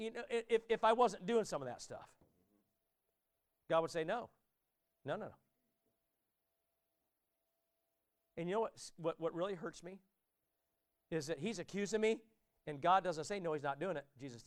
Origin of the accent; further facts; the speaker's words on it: Warsaw, Indiana, United States; where I grew up in Warsaw, Indiana